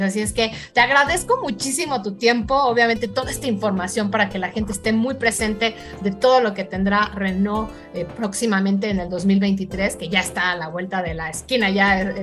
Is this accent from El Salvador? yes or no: no; Mexico; estamos viviendo la Fórmula 1 de otra manera los mexicanos